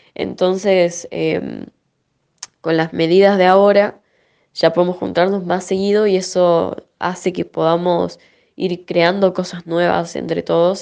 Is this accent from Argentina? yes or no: yes; Salta, Argentina; cantautora salteña